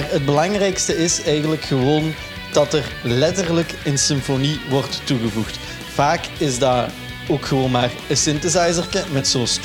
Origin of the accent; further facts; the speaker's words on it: Limburg, Netherlands; En dat is eh, waar ik ben opgegroeid in het mooie Limburg.